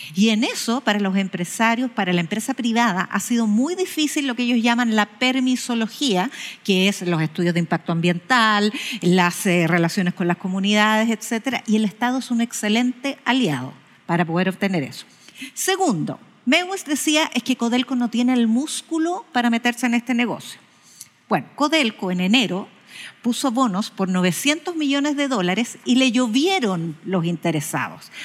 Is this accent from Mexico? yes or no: no; Chile; somos todos los chilenos